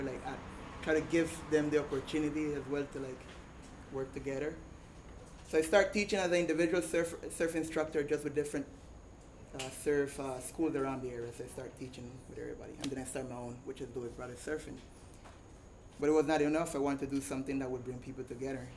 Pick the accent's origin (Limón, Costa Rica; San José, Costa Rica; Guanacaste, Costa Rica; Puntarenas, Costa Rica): Limón, Costa Rica; Puerto Viejo; born and raised here in Puerto Viejo.